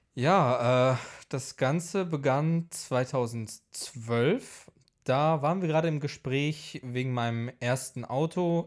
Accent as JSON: {"language": "German", "country": "Poland", "tie": "born or raised there", "moved": "yes", "lives_now": "Leverkusen, Germany", "said": "bin ich halt eben mit in Polen aufgewachsen"}